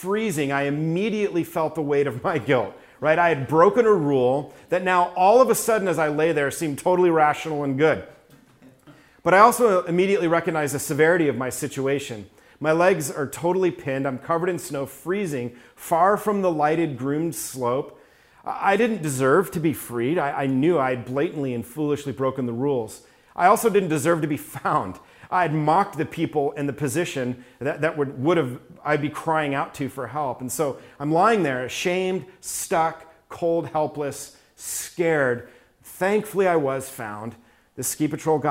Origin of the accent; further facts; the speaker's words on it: New York, United States; I was raised in New York